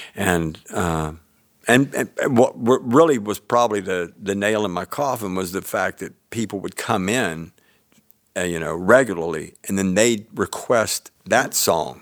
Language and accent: English; Tybee Island, Georgia, United States; also born or lived in Savannah, Georgia / Columbia, South Carolina; I was born in Savannah, Georgia, and then my folks and I and s, m, members of my family moved away for a while, and then we, when we moved back to Tybee